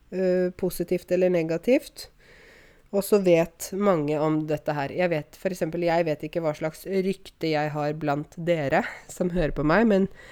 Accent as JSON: {"language": "Norwegian", "country": "Norway", "said": "jeg kommer fra Norge"}